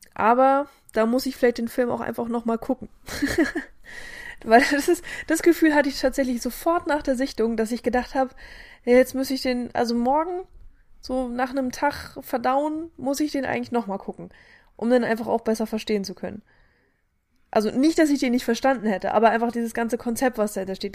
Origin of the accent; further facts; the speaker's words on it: Germany; wir als Deutsche